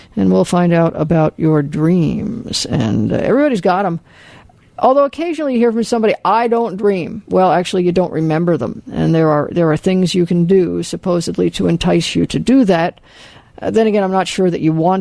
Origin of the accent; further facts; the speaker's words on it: Los Angeles, California, United States; moved away; I grew up in Los Angeles